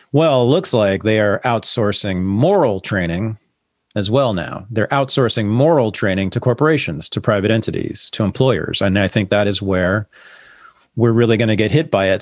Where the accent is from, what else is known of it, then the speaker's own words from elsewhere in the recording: San Francisco Bay Area, California, United States; I grew up here